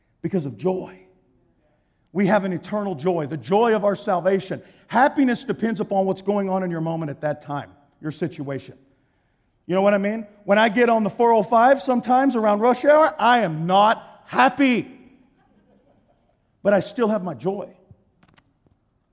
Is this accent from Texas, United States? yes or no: yes; Texas, United States; I'm from Texas